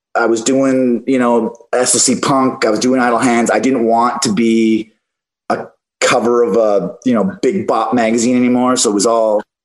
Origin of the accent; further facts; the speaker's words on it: Canada; I come from Canada, so I grew up, you know, not not that much, but I, I had the the evergreen forests and and the the great outdoors a little bit